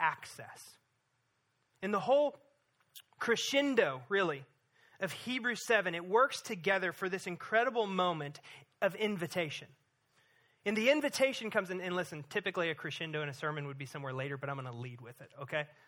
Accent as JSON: {"language": "English", "region": "Missouri", "country": "United States", "tie": "born or raised there", "moved": "yes", "said": "growing up in Missouri as a kid"}